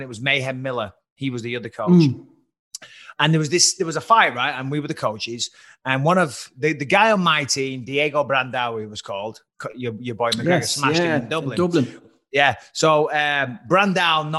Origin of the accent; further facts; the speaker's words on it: Clitheroe, North West England, United Kingdom; I come from Clitheroe, tiny little town in Lancashire.